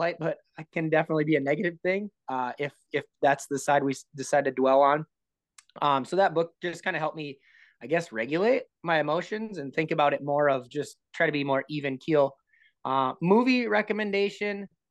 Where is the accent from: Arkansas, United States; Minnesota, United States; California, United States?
Minnesota, United States; I'm from Minnesota. Everybody calls it pop here